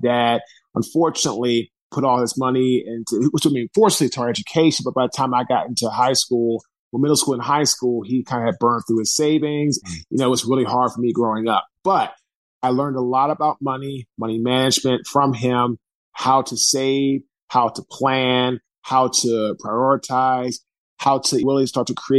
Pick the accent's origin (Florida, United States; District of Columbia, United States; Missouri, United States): District of Columbia, United States; Washington; now in Raleigh, United States; I'm from Washington, D.C. I live now in Raleigh, North